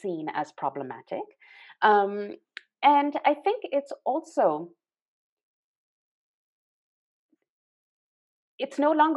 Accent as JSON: {"language": "English", "country": "Pakistan", "tie": "born or raised there", "moved": "yes", "said": "I was born in Pakistan, grew up in Pakistan"}